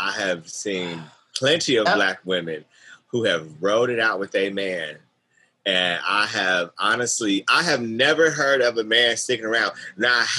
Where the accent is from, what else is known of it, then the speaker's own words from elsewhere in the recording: Milwaukee, Wisconsin, United States; I am from Milwaukee, Wisconsin